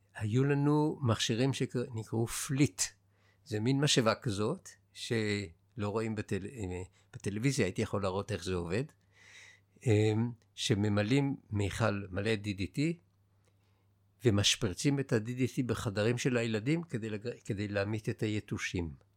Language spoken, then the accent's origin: Hebrew; Israel; also born or lived in Jerusalem / Haifa; אנחנו גדלנו בבועה שלנו, של הילדים שנולדו בארץ וגדלו בארץ